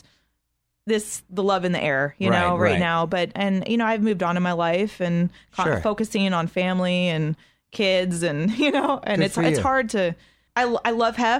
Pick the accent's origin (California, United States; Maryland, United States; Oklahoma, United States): California, United States; San Diego; growing up in San Diego